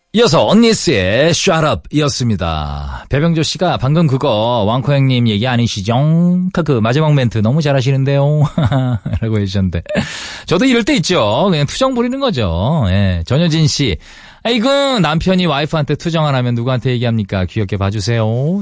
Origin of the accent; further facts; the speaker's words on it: Jeongseon, Gangwon, South Korea; 강원도의 아들입니다 제가 아, 정선 출신이에요